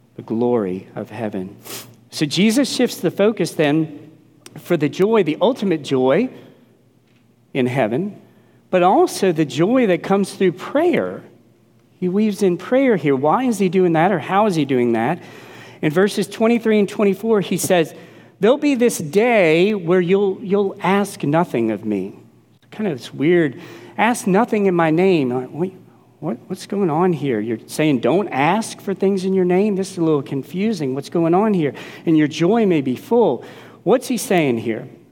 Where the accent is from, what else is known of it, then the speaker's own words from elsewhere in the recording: New Orleans, Louisiana, United States; growing up in New Orleans